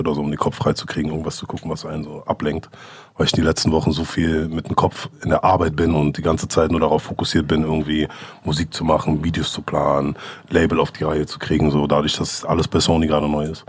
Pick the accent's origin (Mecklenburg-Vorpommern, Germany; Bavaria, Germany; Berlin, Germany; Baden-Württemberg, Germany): Berlin, Germany; wir sind beide in Steglitz, in Lichterfelde quasi aufgewachsen